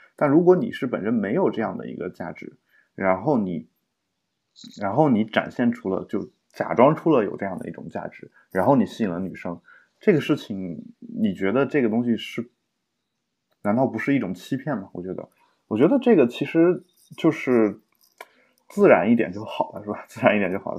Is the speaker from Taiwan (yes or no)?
no; China